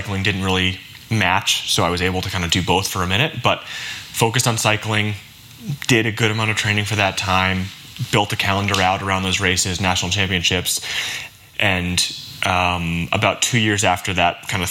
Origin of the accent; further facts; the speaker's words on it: Michigan, United States; also born or lived in Belgium; I grew up in Michigan